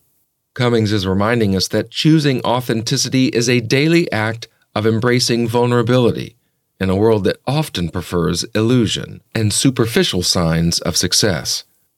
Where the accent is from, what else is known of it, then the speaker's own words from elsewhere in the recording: Alabama, United States; For myself, I grew up in the South in Alabama